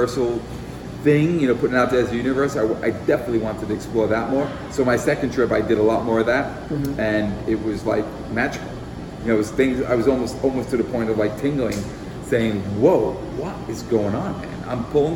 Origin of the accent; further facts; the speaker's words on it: New York City, New York, United States; now in France; growing up in the Bronx